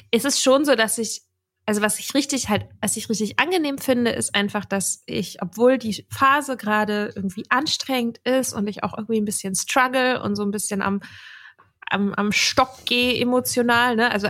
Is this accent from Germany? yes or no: no; Dublin, Leinster, Ireland; born there; also ich bin da ja auch geboren in Dublin und das ist irgendwie schon so ein Ort, an dem ich mich sehr zu Hause gefühlt habe.